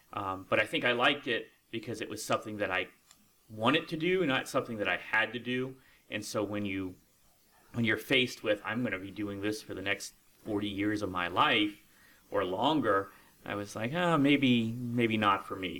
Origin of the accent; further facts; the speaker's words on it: Lucketts, Virginia, United States; moved away as an adult; also born or lived in Tuscaloosa, Alabama; now in West Virginia, United States; I actually grew up in a little town right outside of Leesburg called Luckett's, Virginia